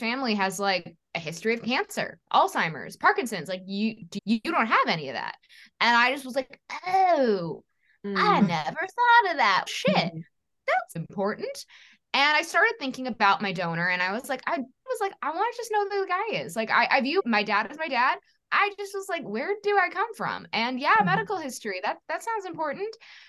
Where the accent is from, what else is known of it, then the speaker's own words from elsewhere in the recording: New York City, New York, United States; I was born in 1988 in New York City